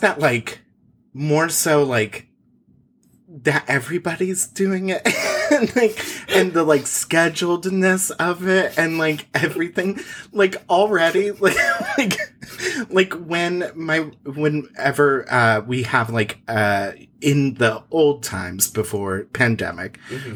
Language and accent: English; Indiana, United States; growing up in Indiana